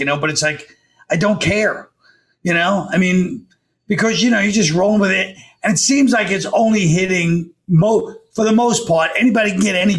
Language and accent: English; New York City, New York, United States; I'm from Brooklyn